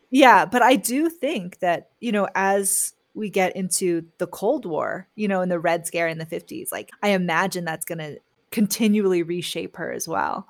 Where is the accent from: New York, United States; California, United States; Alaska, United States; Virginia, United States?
California, United States; San Francisco; growing up in San Francisco as a Chinese American